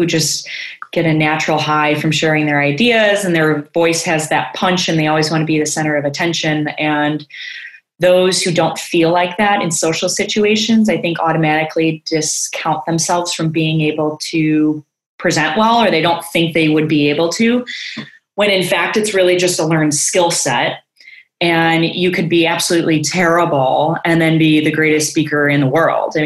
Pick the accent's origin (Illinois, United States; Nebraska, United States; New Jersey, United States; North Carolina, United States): Illinois, United States; Chicago; moved away as an adult; now in California, United States; And so I'm from Chicago. I born and raised there